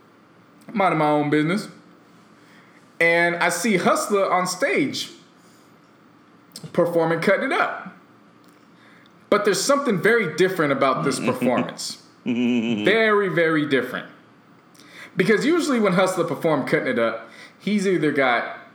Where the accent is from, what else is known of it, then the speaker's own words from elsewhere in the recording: Bay Area, California, United States; now in Los Angeles, United States; we grew up in the Bay Area